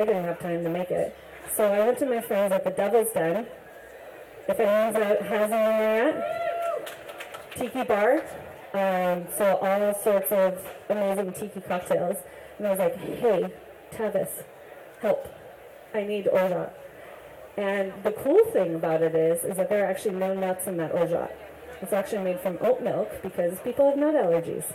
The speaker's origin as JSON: {"language": "English", "region": "Colorado", "country": "United States", "also_born_or_lived": "Hawaii", "moved": "yes", "said": "I am from Colorado originally"}